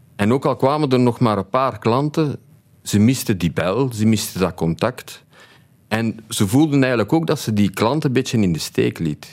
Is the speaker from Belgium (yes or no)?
yes; Tienen, Flanders, Belgium; Opgegroeid in Tini, in een drogisterij van mijn ouders.